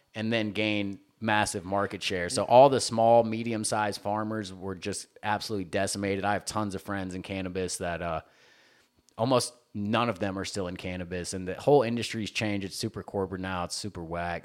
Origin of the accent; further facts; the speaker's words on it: Tennessee, United States; moved away as an adult; also born or lived in Panama City Beach, Florida; now in California, United States; I grew up landlocked in the South, like Tennessee